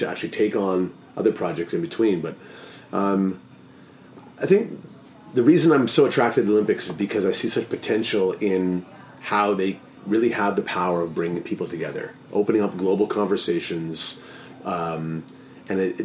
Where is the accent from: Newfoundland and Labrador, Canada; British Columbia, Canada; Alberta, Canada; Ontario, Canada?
Ontario, Canada; Toronto; now in Vancouver, Canada; I'm from Toronto originally. I've lived in 6 or 7 cities around the world